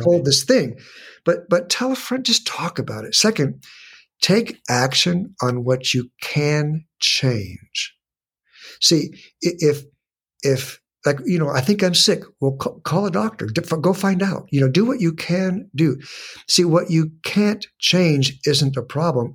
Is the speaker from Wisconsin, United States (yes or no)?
no; San Diego, California, United States; I was born and raised in San Diego